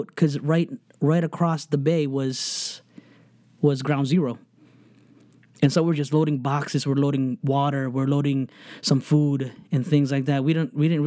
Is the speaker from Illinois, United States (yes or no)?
no; New Jersey, United States; I grew up in New Jersey